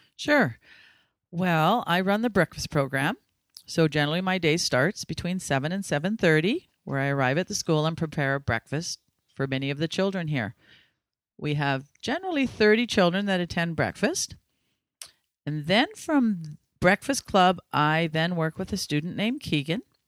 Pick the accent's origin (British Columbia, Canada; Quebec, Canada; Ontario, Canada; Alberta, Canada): British Columbia, Canada; Ladner; I was born and raised in Ladner, and I grew up on a farm that's been in my family for over 100 years